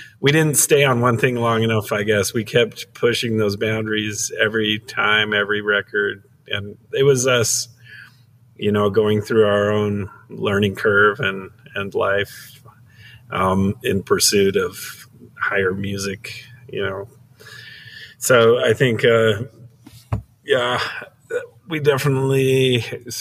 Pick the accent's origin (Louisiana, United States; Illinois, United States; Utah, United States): Utah, United States; Midway; also born or lived in Las Vegas, Nevada / Salt Lake City, Utah; born in up Midway. It's kind of up in the mountains.